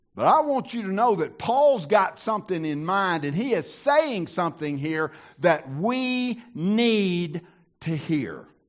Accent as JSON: {"language": "English", "region": "the South", "country": "United States", "tie": "born or raised there", "said": "I grew up in the South."}